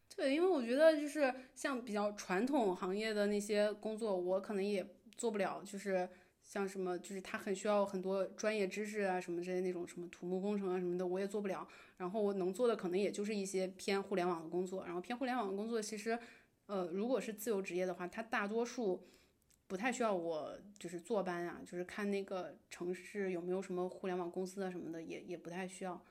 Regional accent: Beijing, China; 我在北京长大

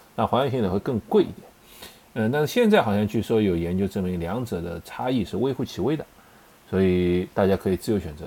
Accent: China; 我们中国人的食谱

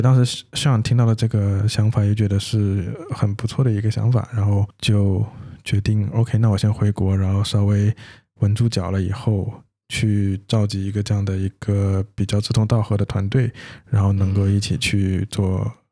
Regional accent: China; also born or lived in United States; 我们不是土生土长在那边，对吧， 对 然后语言这个东西一直都是算是我感觉对于中国人来说， 对 这个比较大的障碍

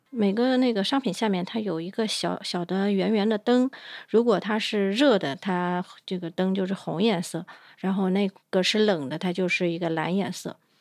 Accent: China; 我们中国人

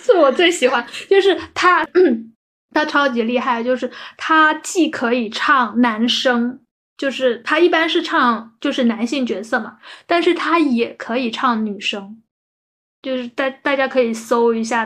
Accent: Guangdong, China; 我们广东这边

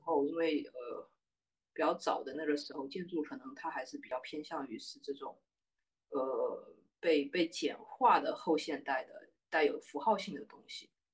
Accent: Xiamen, Fujian, China; 我是厦门人，然后我，我当时住在鼓浪屿

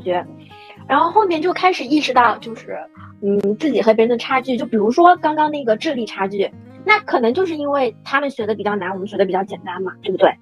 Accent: suburban Shanghai, China; 作为一个土生土长的上海人

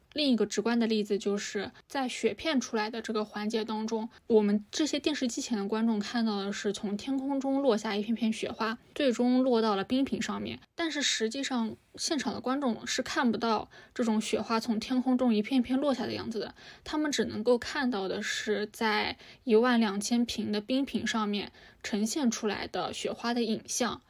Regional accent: China; 我们中国人忙忙碌碌的一整年

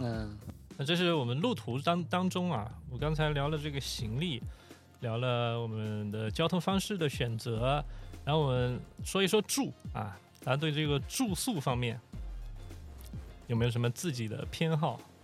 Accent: Shandong, China; moved away as an adult; 山东潍坊，山东我的老家

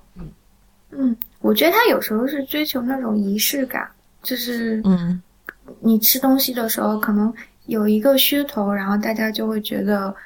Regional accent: southwestern Shandong, China; 我是在就是鲁西南长大的

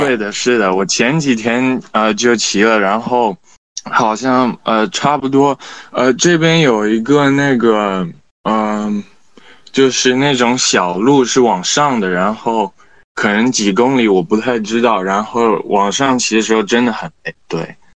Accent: Shanghai, China; also born or lived in Italy; 我其实小时候一直是在上海长大的，然后我有可能只有，呃，暑假，呃，会回意大利，但是， 嗯， 因为我在国际学校

